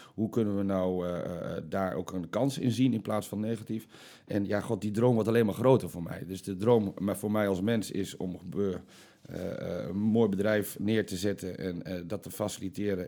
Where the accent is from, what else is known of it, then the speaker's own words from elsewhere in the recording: Almelo, Overijssel, Netherlands; Ik kom uit Almelo, 37 jaar, leuke vriendin